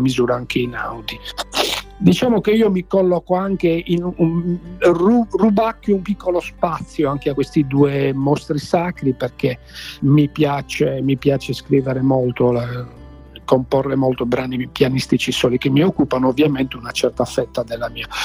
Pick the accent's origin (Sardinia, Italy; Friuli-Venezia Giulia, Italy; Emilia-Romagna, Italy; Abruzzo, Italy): Sardinia, Italy; Nuoro; io sono di Nuoro